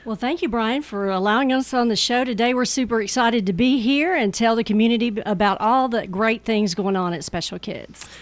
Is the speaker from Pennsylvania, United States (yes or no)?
no; Murfreesboro, Tennessee, United States; I was born and raised in the Murfreesboro community, right off of Main Street on Second Avenue